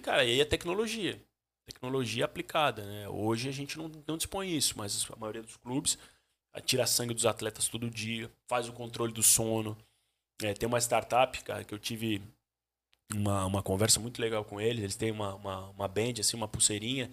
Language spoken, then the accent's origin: Portuguese; Joinville, Santa Catarina, Brazil; also born or lived in Jaraguá do Sul / Barra Velha / Sombrio; eu nasci em Joinville